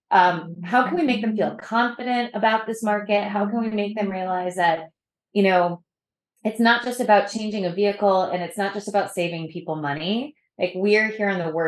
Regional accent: New England, United States; So I'm from New England

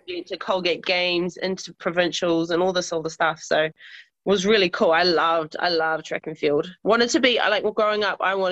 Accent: Auckland, New Zealand; also born or lived in Kaikohe, Northland; I was born up north, but I moved to Auckland when I was 6.

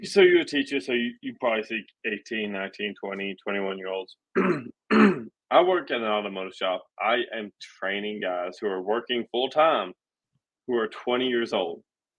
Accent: East Tennessee, United States; I'm from East Tennessee

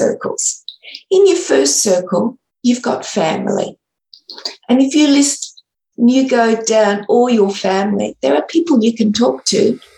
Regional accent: Sydney, New South Wales, Australia; I'm from Sydney, Australia

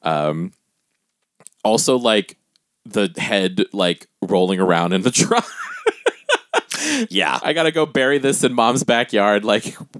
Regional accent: Guam; growing up on Guam

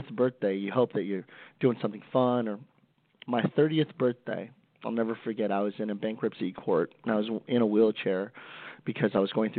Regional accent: Stockton, California, United States; I'm from Stockton, California, one of the roughest cities in the United States, born and raised there

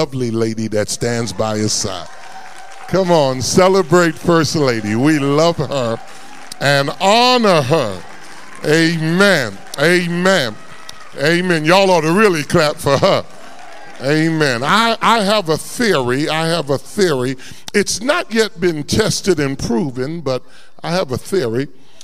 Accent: New York City, New York, United States; moved away as an adult; also born or lived in Warren, Ohio; now in Columbus, United States; I'm a native New York. I was born in New York City and grew up there

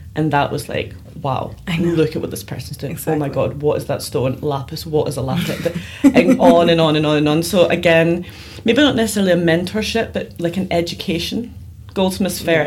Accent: Glasgow, Scotland, United Kingdom; I grew up in Glasgow, Scotland

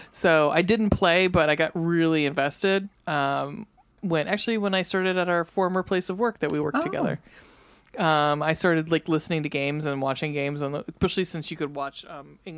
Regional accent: Cleveland, Ohio, United States; We're from Cleveland

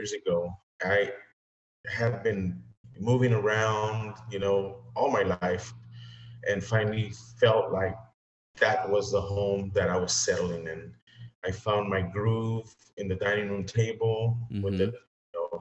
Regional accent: Los Angeles, California, United States; now in McAllen, Texas, United States; growing up in Los Angeles and coming to Texas

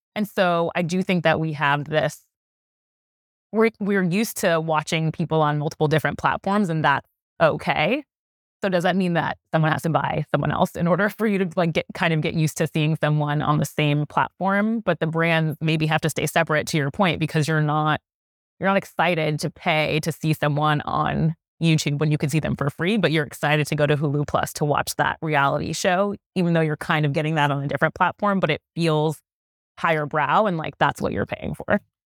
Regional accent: New York City, New York, United States; I'm from New York City

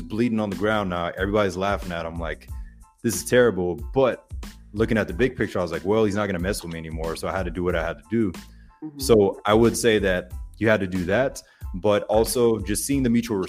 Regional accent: Pensacola, Florida, United States; accent: Floribama; from Pensacola, Florida. So Floribama, you probably hear multiple accents sometimes when I talk, but it's right there, 15 minutes away from Alabama, Panhandle, Florida. But my high school was split

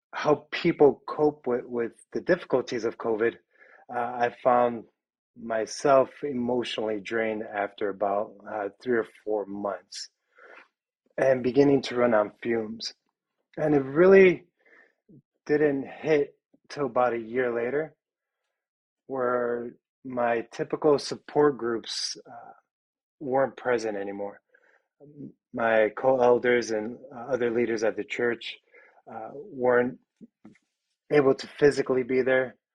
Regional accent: Chicago, Illinois, United States; now in Wisconsin, United States; I was born and raised in the city in a, a part of Chicago uh, known as a little village

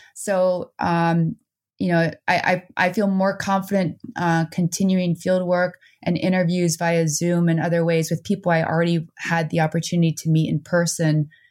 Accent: New Jersey, United States; born or raised there; moved away as an adult; also born or lived in Netherlands; now in Vermont, United States

